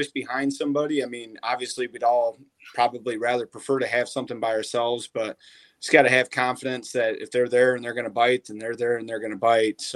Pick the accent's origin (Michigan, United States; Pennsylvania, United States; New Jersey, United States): Michigan, United States; I was from Michigan